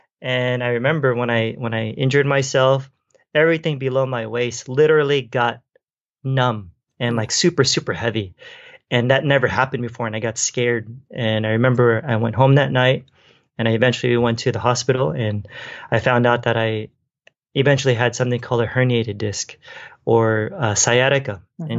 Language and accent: English; Philippines; And I'm Filipino, and so Filipino food is very oily